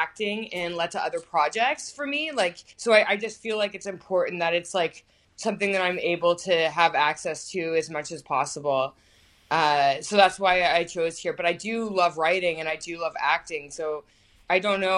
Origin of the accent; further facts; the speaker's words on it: Aurora, Ontario, Canada; moved away as an adult; also born or lived in Toronto, Canada; now in Brooklyn, United States; I'm originally from just north of Toronto. I grew up in Aurora, Ontario, Canada